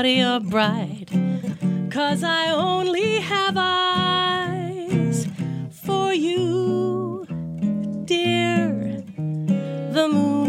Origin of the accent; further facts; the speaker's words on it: Newfoundland and Labrador, Canada; now in Toronto, Canada; growing up in Newfoundland